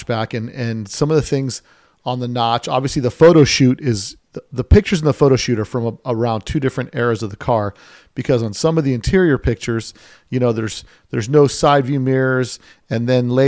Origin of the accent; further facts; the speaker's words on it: Las Vegas, Nevada, United States; I'm from Vegas